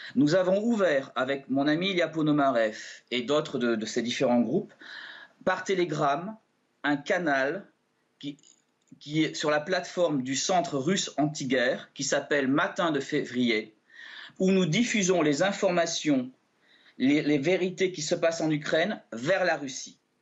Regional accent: France; Je suis français j'ai des vieilles origines russes

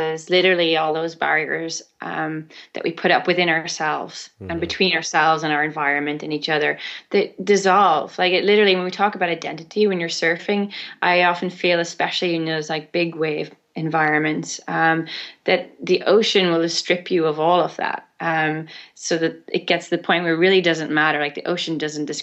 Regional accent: Ireland; born or raised there

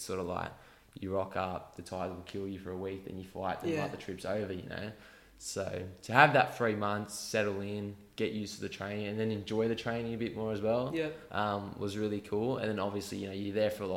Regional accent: Australia; my home country

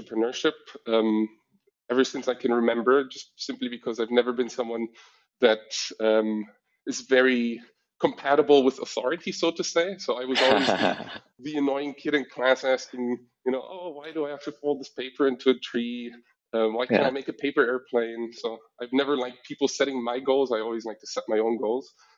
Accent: Berlin, Germany; moved away as an adult; also born or lived in San Francisco; all of my life I spent in Berlin, Germany, up until the age of 18

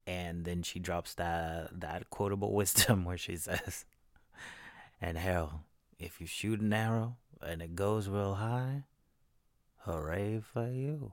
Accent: Texas, United States; I'm from Texas

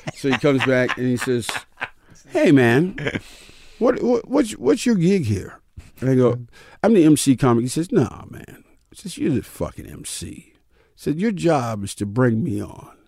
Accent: New York, United States; I'm from New York

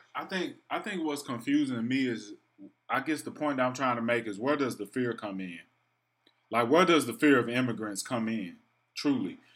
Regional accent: Memphis, Tennessee, United States; moved away; I was from Memphis

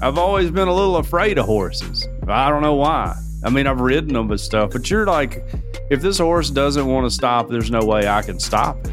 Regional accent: Alabama, United States

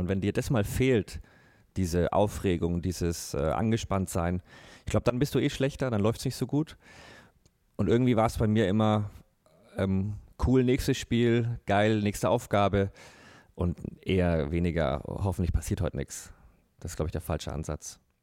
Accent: Bavaria, Germany; bei uns in Bayern

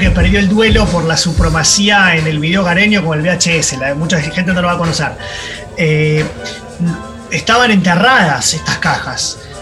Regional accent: Argentina; como buen argentino

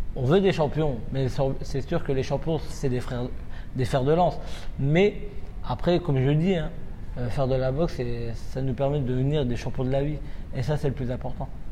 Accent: France; je suis né en France, j'ai été élevé ici et ma formation a été faite ici.

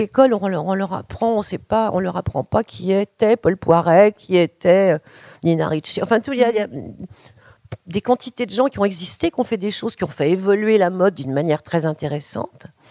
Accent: France; chez nous en France à mon époque

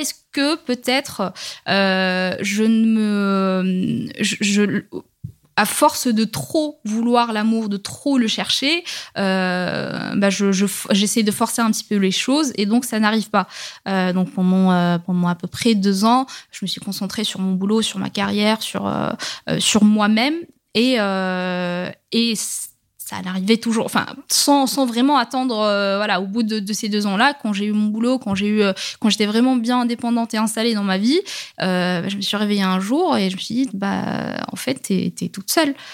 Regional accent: Rabat, Rabat-Salé-Kénitra, Morocco; now in France; je suis née, je, j'ai grandi au Maroc, j'ai quand même grandi, euh, dans la, dans la capitale

